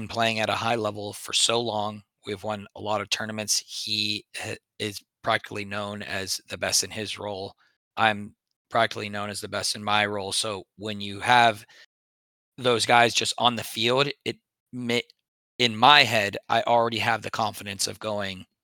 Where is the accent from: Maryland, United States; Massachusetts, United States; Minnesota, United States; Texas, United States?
Texas, United States; moved away; we grew up in Texas